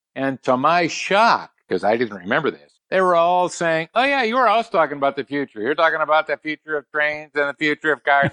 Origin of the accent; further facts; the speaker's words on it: Milwaukee, Wisconsin, United States; also born or lived in San Diego, California; I grew up more in the Milwaukee area